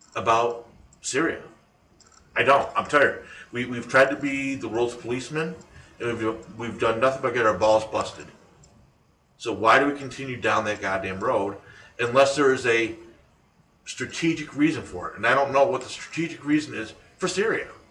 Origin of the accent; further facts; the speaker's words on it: United States; as an American citizen